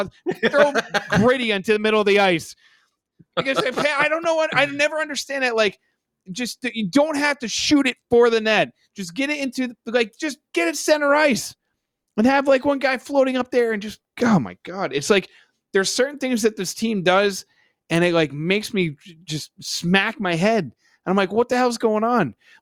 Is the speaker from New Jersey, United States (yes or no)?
yes; New Jersey, United States; I am from New Jersey